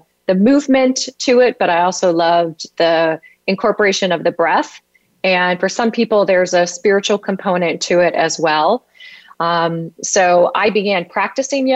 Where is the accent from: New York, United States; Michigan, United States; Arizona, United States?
Michigan, United States; Detroit; moved away as an adult; now in St. Petersburg, United States; I grew up in the Midwest in the suburban Detroit area